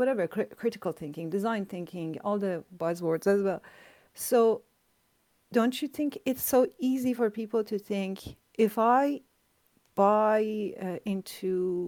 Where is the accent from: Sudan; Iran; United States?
Iran; now in Canada; like I came from Iran to Canada.